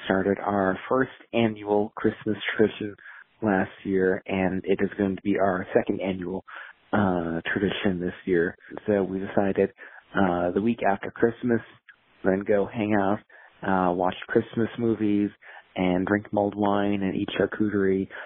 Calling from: Ashland, Ohio, United States; Pastor … from Ashland, Ohio calling

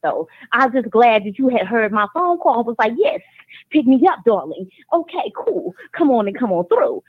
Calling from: Georgia, United States; I'm calling from Georgia.

